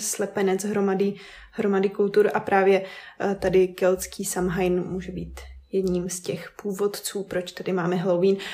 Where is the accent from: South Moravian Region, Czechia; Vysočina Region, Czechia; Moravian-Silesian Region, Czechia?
Vysočina Region, Czechia; now in Brno, Czech Republic; My jsme uh, z Vysočiny původně a teď uh, trávíme hodně času v Brně